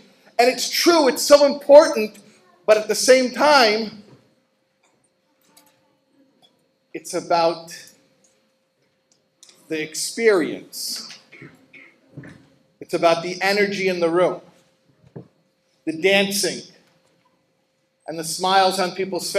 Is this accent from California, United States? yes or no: no; Chicago, Illinois, United States; now in New York, United States; I live in New York and I grew up in Chicago